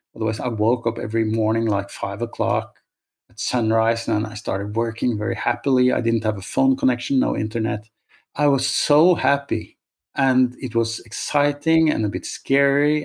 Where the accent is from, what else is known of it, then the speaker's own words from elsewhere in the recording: Norway; moved away; also born or lived in Oslo; I'm from Norway